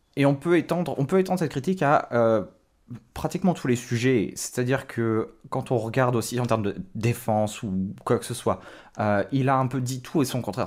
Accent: France; ce qu'on a en France

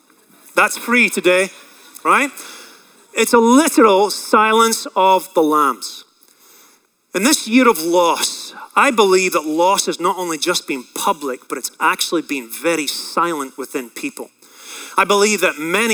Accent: Scotland, United Kingdom; I grew up in Scotland around a lot of pasture land.

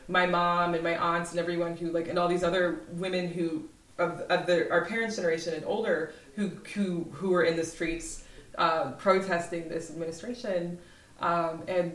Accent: Iowa City, Iowa, United States; I grew up in Iowa

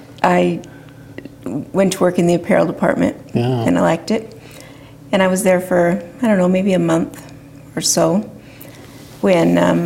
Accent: Oroville, California, United States; I was born in Orville, California.

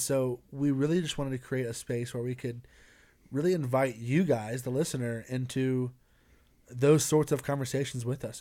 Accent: Greenville, South Carolina, United States; moved away as an adult; now in Colorado Springs, United States; I'm from, uh, Greenville, South Carolina

